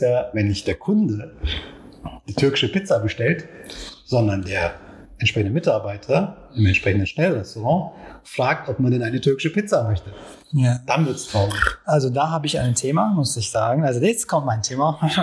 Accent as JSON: {"language": "German", "region": "Istanbul", "country": "Turkey", "tie": "born or raised there", "second_language": "German", "moved": "as an adult", "lives_now": "Germany", "said": "ich bin in Istanbul geboren, da auch erwachsen worden und mehr als zehn Jahren bin ich hier in Deutschland."}